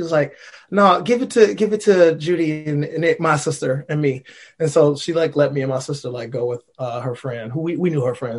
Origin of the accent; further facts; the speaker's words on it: Alabama, United States; I'm from Alabama.